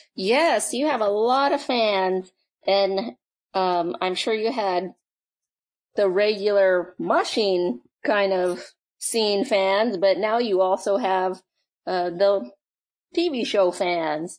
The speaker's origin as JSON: {"language": "English", "region": "Alaska", "country": "United States", "tie": "born or raised there", "said": "I'm born and raised in Alaska"}